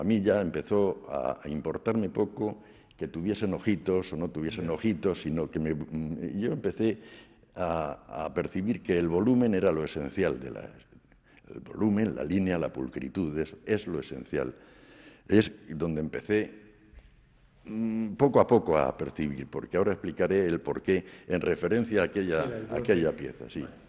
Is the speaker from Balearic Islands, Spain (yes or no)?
no; Belmonte, Castilla-La Mancha, Spain; also born or lived in La Peraleja / Madrid; now in Murcia, Spain; regresamos a Belmonte y aquí pasé mi infancia